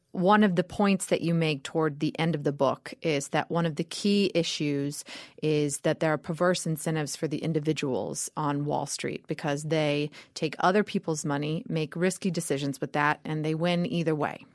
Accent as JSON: {"language": "English", "region": "Georgia", "country": "United States", "tie": "born or raised there", "said": "I grew up in Georgia, the daughter of an English"}